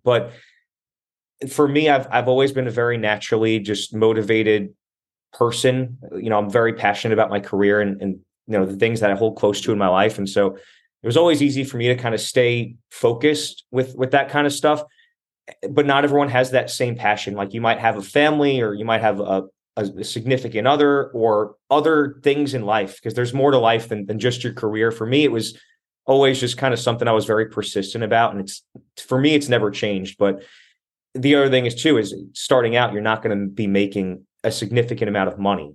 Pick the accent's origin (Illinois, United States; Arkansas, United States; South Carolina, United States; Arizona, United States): Arizona, United States; moved away as an adult; also born or lived in Staten Island, New York; now in New Jersey, United States; I was like ten years old when I moved with my family out to Arizona